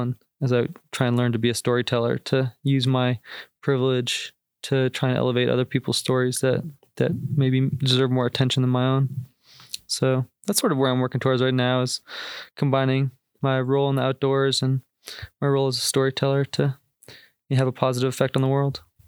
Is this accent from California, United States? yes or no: no; Boston, Massachusetts, United States; moved away as an adult; from the Boston area originally